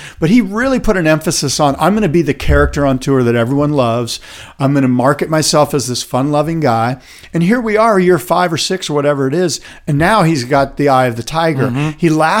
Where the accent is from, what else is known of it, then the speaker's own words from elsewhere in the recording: Encinitas, California, United States; Colin Smith, who I grew up with in the Encinitas area